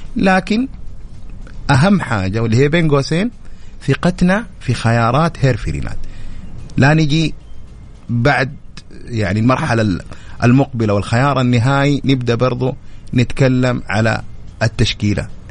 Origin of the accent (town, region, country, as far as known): Saudi Arabia